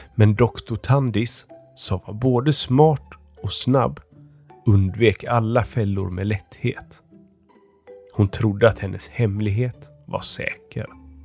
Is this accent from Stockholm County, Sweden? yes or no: yes; Stockholm, Stockholm County, Sweden; jag kommer från Stockholm.